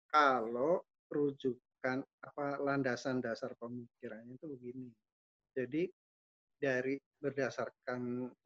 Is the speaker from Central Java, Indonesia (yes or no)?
yes; Tegal, Central Java, Indonesia; born there; pembatasan sosial berskala besar di Kota Tegal, hmm. tempat hmm. kelahiran saya. Jadi saya prihatin juga kota kelahiran saya tiba-tiba diberlakukan PSBB gitu.